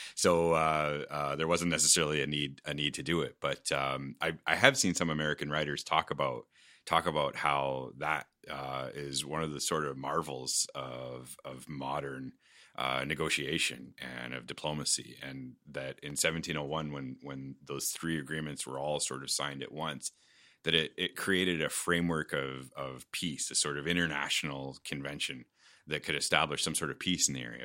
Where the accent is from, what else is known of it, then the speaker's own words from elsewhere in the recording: Fort Erie, Ontario, Canada; also born or lived in Buffalo, New York, United States; I was born in Buffalo, but raised primarily in Fort Erie